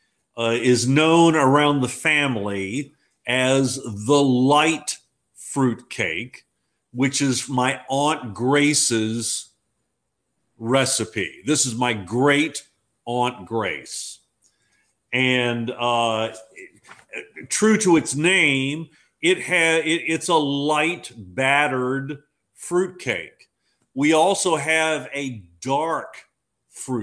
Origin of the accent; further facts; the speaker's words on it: Fredericksburg, Virginia, United States; my hometown of Fredericksburg